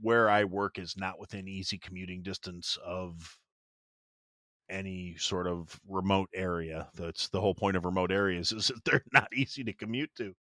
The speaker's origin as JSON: {"language": "English", "town": "Kenosha", "region": "Wisconsin", "country": "United States", "tie": "born or raised there", "moved": "yes", "said": "Kenosha, Wisconsin, that's actually my hometown, that's where I'm from"}